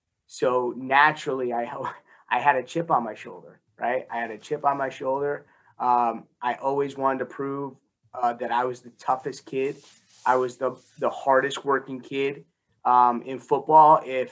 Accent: Newark, New Jersey, United States; born there; Yeah, so I was born in Newark, and both my parents grew up in Newark, went to Barringer High School.

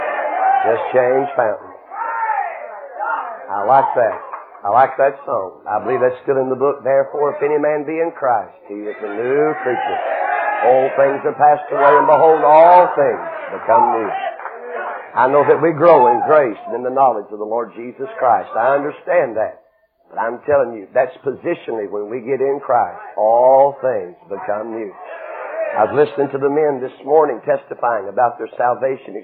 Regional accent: Knoxville, Tennessee, United States; Knoxville, Tennessee

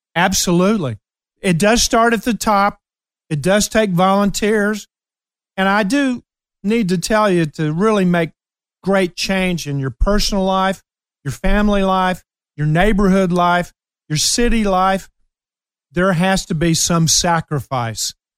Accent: Ashland, Kentucky, United States; moved away; I went back to my hometown, Ashland, Kentucky

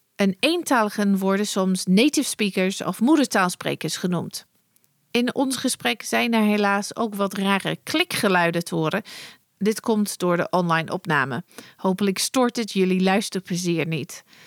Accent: United Kingdom; Dutch is a second language; moved away as an adult; now in Netherlands; in het Verenigd Koninkrijk waar ik vandaan kom

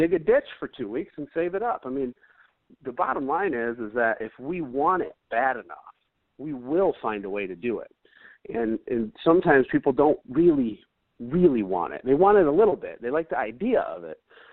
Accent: Flint, Michigan, United States; I grew up in Flint

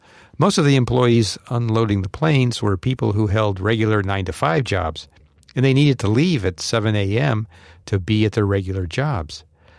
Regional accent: Tel Aviv, Tel Aviv District, Israel; English is a second language; from Tel Aviv, actually one of its suburbs, but it doesn't matter.

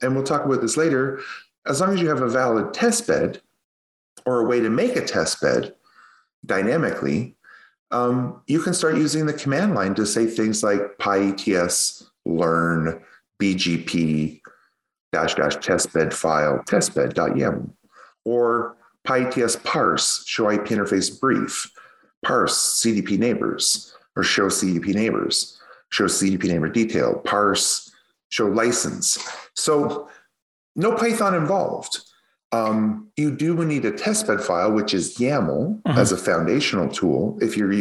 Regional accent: Canada; accent: Canadian; my Canadian accent. I really drag that yats

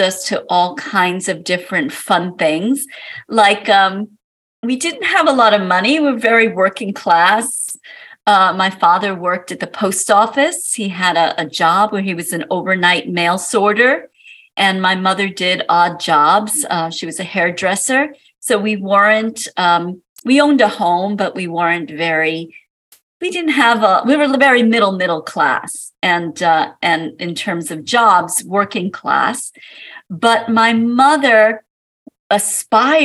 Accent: New York City, New York, United States; also born or lived in Manhattan; I was born in Brooklyn, New York, in Coney Island

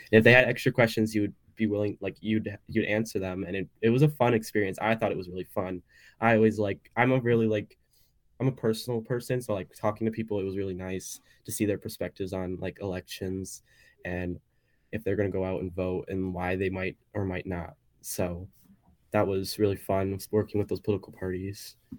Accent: Wisconsin, United States; also born or lived in Illinois; growing up in Wisconsin

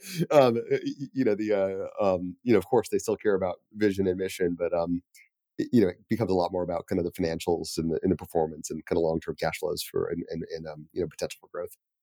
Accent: Colorado Springs, Colorado, United States; moved away as an adult; also born or lived in New York City; I grew up in Calder Springs.

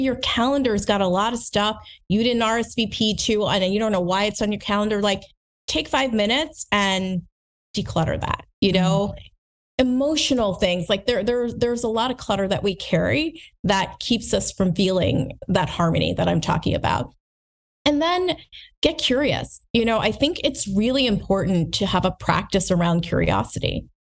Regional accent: United States; also born or lived in New Jersey / Lancaster, Pennsylvania; I grew up in New Jersey, rather from Lancaster, Pennsylvania

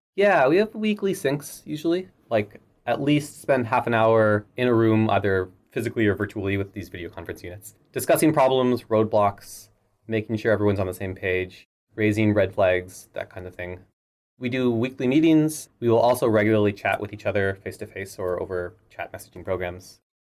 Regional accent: Halifax, Nova Scotia, Canada; moved away as an adult; also born or lived in Toronto; I moved to then Toronto from Halifax, where I grew up

